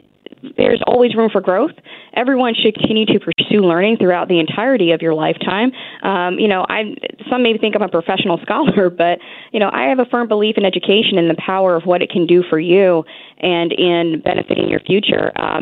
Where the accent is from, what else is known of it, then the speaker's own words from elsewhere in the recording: Philadelphia, Pennsylvania, United States; I'm originally from Philadelphia.